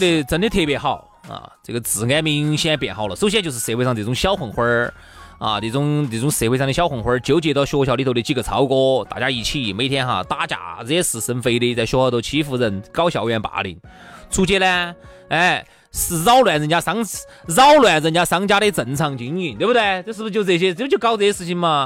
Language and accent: Chinese; Chengdu, Sichuan, China; 那个时候我们成都这边哈，就很多娃娃